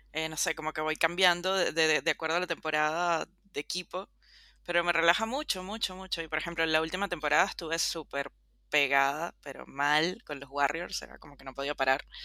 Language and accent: Spanish; Venezuela; also born or lived in Caracas; como todo venezolano